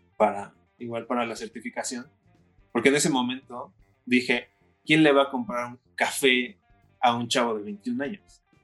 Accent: Puebla, Mexico; soy de la ciudad de Puebla

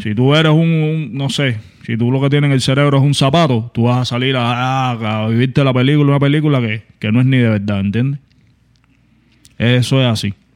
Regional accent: Cuba; soy un cubano igual que tú

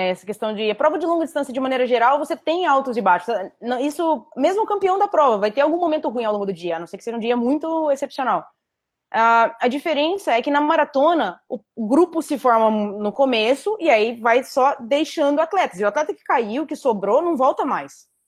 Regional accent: Florianópolis, Santa Catarina, Brazil; Eu ganhei na edição inaugural da prova, em 2014 é, que foi em Floripa até, foi na minha terra.

